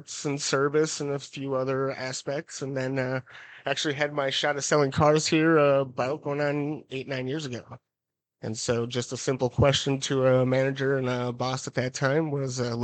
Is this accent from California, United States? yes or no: no; St. Paul, Minnesota, United States; now in Menomonie, United States; I grew up in St. Paul, so I grew up in the big city